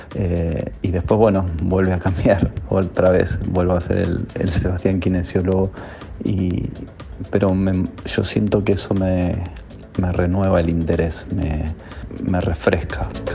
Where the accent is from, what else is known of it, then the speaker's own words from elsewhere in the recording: Buenos Aires, Argentina; soy de Buenos Aires, capital federal, más precisamente del barrio de Caballito